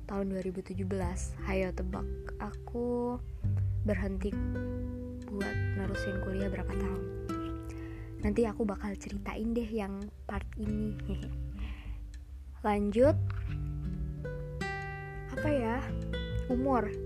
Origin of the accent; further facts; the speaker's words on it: Semin, Special Region of Yogyakarta, Indonesia; Aku berasal dari daerah Semin. Ada yang tahu nggak Semin di mana? Jadi Semin itu salah satu kecamatan yang ada di Kabupaten Gunung Kidul, provinsinya Jogja.